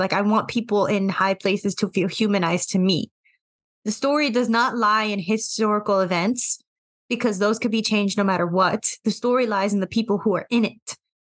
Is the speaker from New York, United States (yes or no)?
yes; New York, United States; Growing up here